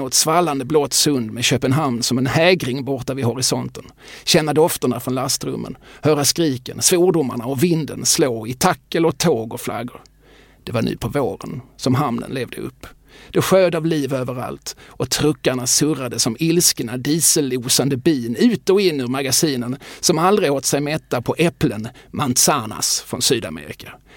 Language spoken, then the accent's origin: Swedish; Eslöv, Skåne, Sweden; som Eslövsbo